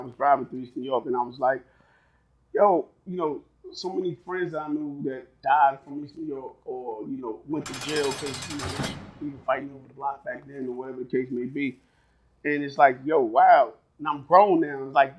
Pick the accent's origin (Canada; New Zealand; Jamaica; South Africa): Jamaica; You know, you Haitian, I'm Jamaican.